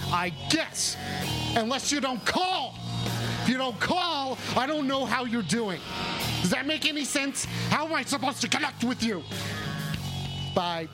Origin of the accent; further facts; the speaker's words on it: United States; I'm an American.